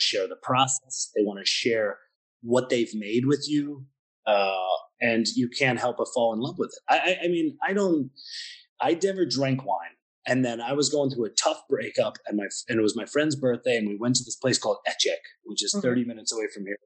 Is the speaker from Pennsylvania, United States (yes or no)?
yes; Pennsylvania, United States; moved away as an adult; now in Budapest, Hungary; I'm from the States, so I'm from Pennsylvania